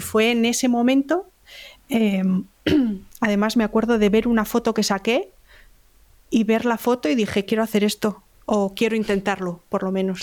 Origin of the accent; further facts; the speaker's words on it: Salamanca, Castile and León, Spain; moved away as an adult; also born or lived in Bilbao / Galicia; now in Alicante, Spain; Yo nací en Bilbao, mis dos hermanos también, y cuando tenía seis años nos mudamos todos a Salamanca. Cuando crecí en Salamanca